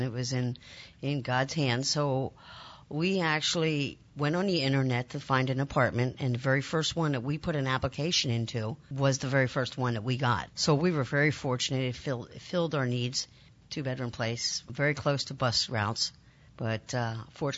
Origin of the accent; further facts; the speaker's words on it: Lancaster, Pennsylvania, United States; moved away as an adult; now in Milwaukee, United States; I'm actually from Lancaster, Pennsylvania, originally.